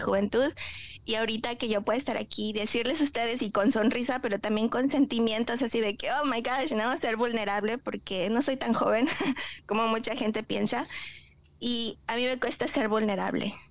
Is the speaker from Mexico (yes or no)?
yes; Tlaxcala, Mexico; moved away as an adult; also born or lived in Cancún, Mexico; now in Oklahoma, United States; yo vengo de un pueblito, yo soy de Tlaxcala y eh, viví 11 años en Cancún